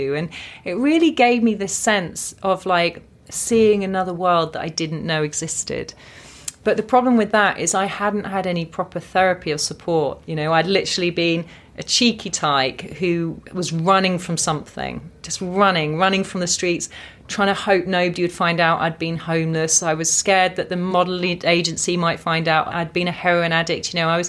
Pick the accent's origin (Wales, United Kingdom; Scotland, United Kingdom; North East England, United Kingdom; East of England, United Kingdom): East of England, United Kingdom; Watford; born or raised there